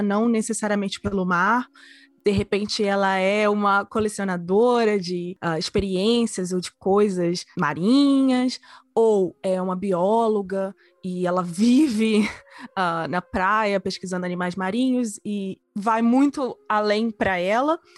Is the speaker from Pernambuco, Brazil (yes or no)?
no; Vitória, Espírito Santo, Brazil; moved away as an adult; also born or lived in Rio de Janeiro; eu cresci numa ilha, eu cresci na Ilha de Vitória, é a menor capital do Brasil, ela é no Espírito Santo.